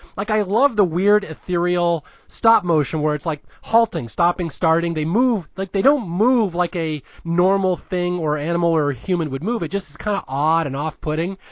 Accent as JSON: {"language": "English", "town": "Spokane", "region": "Washington", "country": "United States", "tie": "born or raised there", "also_born_or_lived": "Santa Clara, California", "moved": "as an adult", "said": "I grew up in Spokane, Washington"}